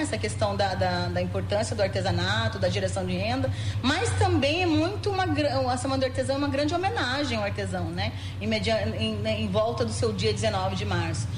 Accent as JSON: {"language": "Portuguese", "region": "Rio Grande do Sul", "country": "Brazil", "tie": "born or raised there", "moved": "yes", "lives_now": "Mato Grosso do Sul, Brazil", "said": "eu nasci no Rio Grande do Sul, vim acompanhando a família para Mato Grosso do Sul"}